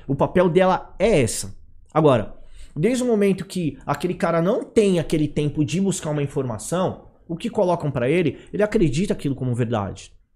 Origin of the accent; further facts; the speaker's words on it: São Paulo, Brazil; eu sou nascido e criado no Brás, meu, eu sou de periferia, entendeu?